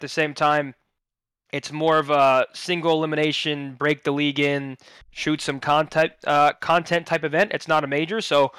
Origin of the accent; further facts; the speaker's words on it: New Jersey, United States; Born and raised in New Jersey, New York sports